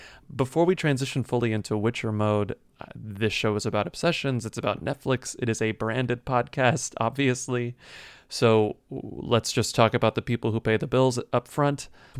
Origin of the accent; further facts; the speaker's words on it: United States; as an American